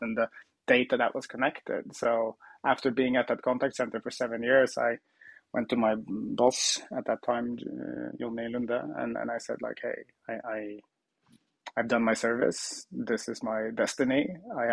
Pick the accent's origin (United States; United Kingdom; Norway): Norway; Trondheim, Trøndelag; I worked at a contact center, a call center in my hometown Trondheim in Norway